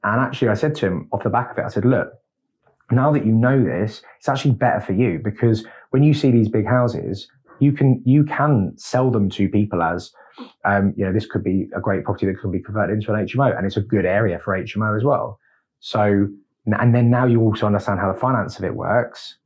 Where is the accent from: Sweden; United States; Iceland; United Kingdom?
United Kingdom; London; moved away as an adult; as a Londoner, native Londoner, coming up here